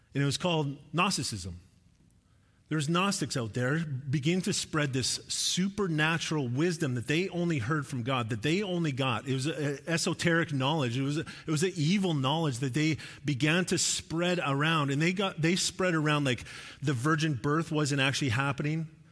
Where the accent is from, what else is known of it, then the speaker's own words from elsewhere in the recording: Sherwood Park, Alberta, Canada; moved away; when I grew up, uh, like, grade six to nine, I lived in Sherd Park, Alberta. It was just outside of Edmonton.